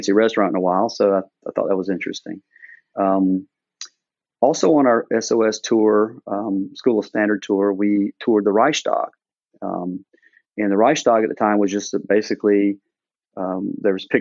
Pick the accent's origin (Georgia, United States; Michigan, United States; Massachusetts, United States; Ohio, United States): Georgia, United States; moved away as an adult; I'm from Georgia, so Atlanta was our big city.